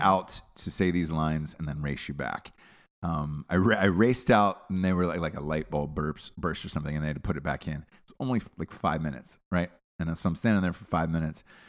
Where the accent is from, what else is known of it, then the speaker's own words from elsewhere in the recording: United States; I'm an American.